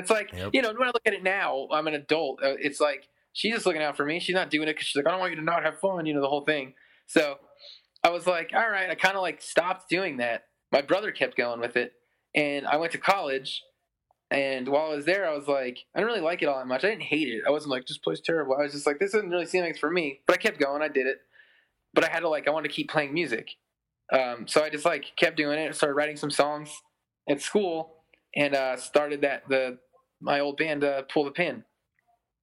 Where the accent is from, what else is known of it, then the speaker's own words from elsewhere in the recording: Pennsylvania, United States; also born or lived in New York City, New York; I was born in New York City, but then moved to Pennsylvania when I was like in like third grade or something